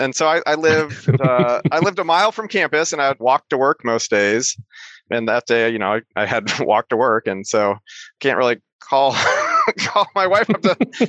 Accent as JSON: {"language": "English", "town": "Iowa City", "region": "Iowa", "country": "United States", "tie": "born or raised there", "also_born_or_lived": "Boston / Seattle", "said": "Like I live in Iowa City, the place I was born and raised, and my kids go to the school that I went to."}